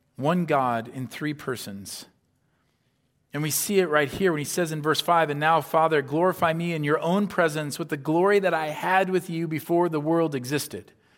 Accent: Iowa, United States; moved away as an adult; also born or lived in Southern California; growing up in Iowa

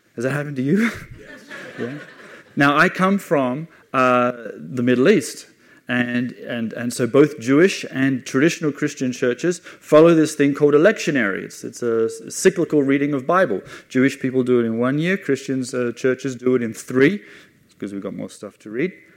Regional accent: Australia; moved away as an adult; also born or lived in England; now in Jerusalem; I'm Australian. I was born uh, in, in Australia

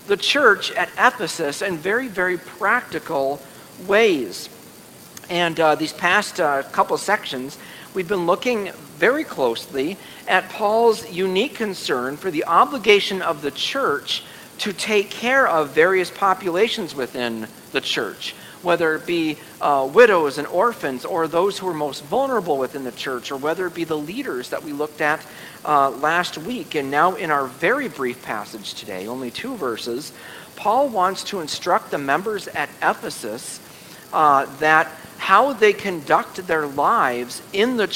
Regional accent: United States; as American citizens in the 21st century

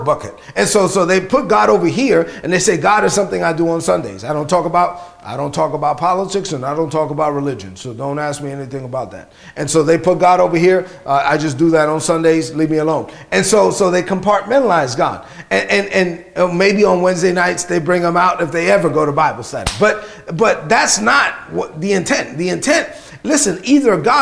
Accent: New York City, New York, United States; Grew up in East New York, Brooklyn.

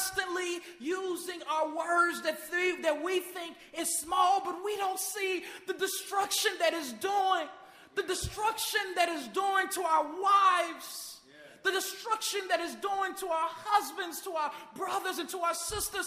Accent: Chicago, Illinois, United States; my hometown, Chicago, Illinois

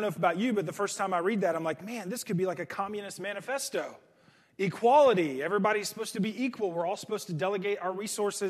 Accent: United States; American Christians

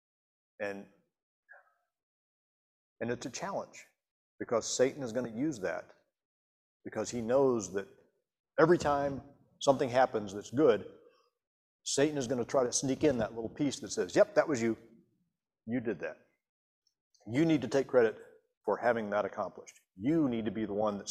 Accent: Montgomery, United States; when Susan and I were growing up in Montgomery

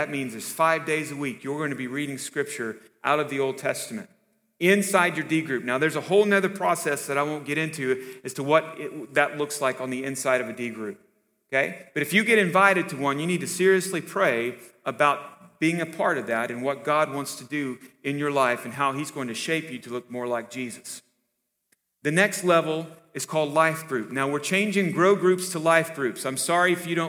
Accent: the Bible Belt, United States; growing up in the Bible Belt

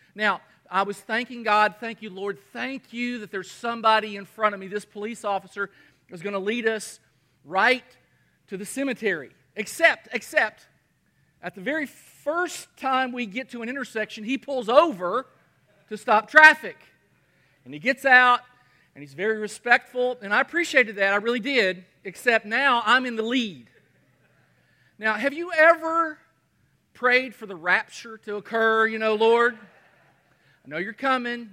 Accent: Kentucky, United States; moved away; also born or lived in Michigan / Artesia, New Mexico; my hometown of Kentucky

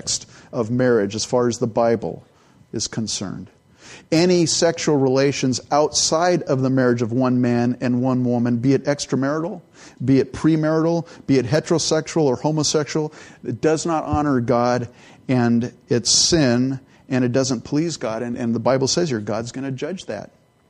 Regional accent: California, United States; also born or lived in Edmonton, Alberta, Canada / San Jose, California; I was born in Canada, and I grew up in California. So I was like 3 years old when I left Canada.

